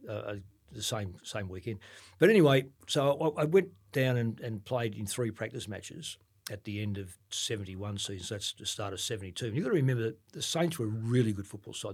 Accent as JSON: {"language": "English", "town": "Ballarat", "region": "Victoria", "country": "Australia", "said": "I'm from Ballarat"}